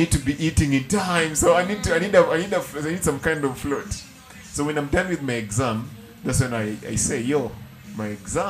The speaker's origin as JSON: {"language": "English", "town": "Homa Bay", "region": "Homa Bay County", "country": "Kenya", "tie": "born or raised there", "moved": "yes", "said": "when I'm growing up in Homa Bay, I'm going to school at 7 o'clock."}